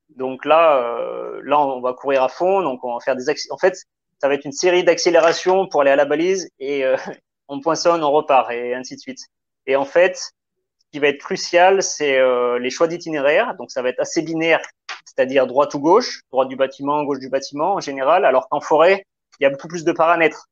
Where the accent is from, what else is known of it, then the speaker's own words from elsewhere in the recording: south of the Loire, Pilat massif, Auvergne-Rhône-Alpes, France; je suis originaire donc du sud de la Loire, donc de la campagne, on va dire, parce que donc mon père il est éleveur de vaches laitières, donc vraiment à la campagne, dans une dans un massif qui s'appelle le, le, Pila